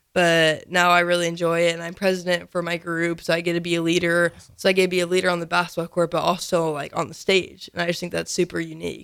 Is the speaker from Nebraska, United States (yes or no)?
yes; Lincoln, Nebraska, United States; So I was born and raised in Lincoln, but I go to school in Norris, which is in Hickman, Nebraska.